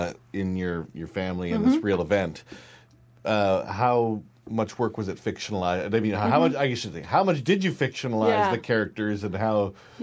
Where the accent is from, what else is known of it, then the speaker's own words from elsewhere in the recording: Montana, United States; Sounds a lot like Montana, yeah, where I'm from, except for instead of churches, it's bars.